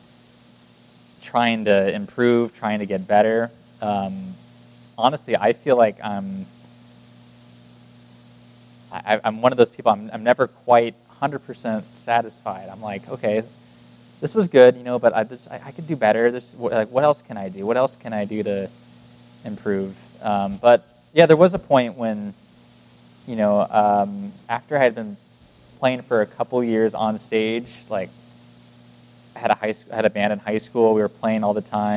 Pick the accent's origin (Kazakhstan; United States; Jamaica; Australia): United States; Martinez, California; I grew up in this little town called Martinez